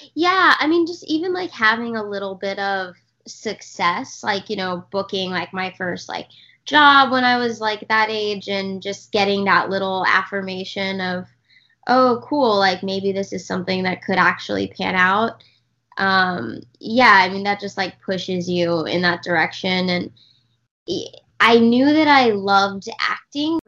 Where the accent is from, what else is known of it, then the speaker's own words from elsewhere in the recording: Texas, United States; I grew up in in Texas